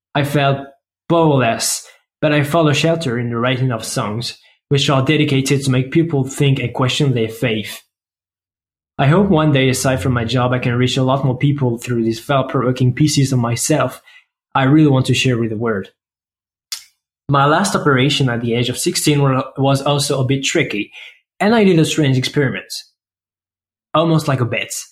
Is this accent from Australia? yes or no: no; France; accent: French; English is a second language; I come from France, as you can probably tell thanks to my awesome accents.